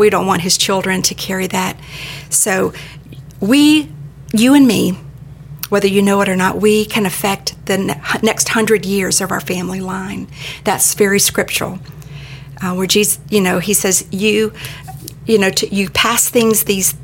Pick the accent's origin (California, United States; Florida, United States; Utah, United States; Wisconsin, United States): Florida, United States; Daytona Beach; I grew up in Daytona Beach.